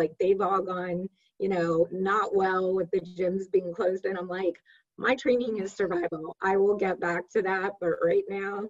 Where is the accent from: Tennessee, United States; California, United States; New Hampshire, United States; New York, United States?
California, United States; Here I am from California, you know, I'm more of a free spirit.